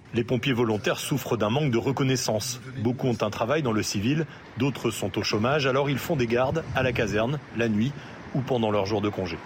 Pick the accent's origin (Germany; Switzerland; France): France; Paris, Île-de-France; Je suis né à Paris, euh, voilà, je vis à Paris